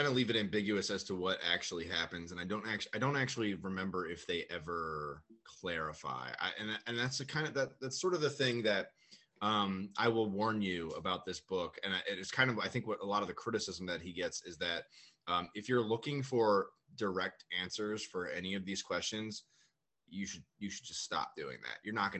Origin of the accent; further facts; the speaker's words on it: United States; as an American who's never been to Japan